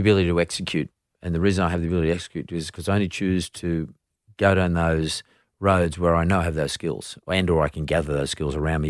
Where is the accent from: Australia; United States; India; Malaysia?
Australia; As an Australian